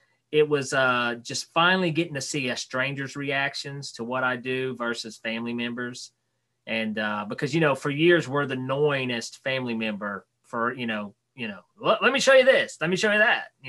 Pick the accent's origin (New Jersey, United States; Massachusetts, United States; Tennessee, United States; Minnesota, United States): Tennessee, United States; Knoxville; right outside of Knoxville, Tennessee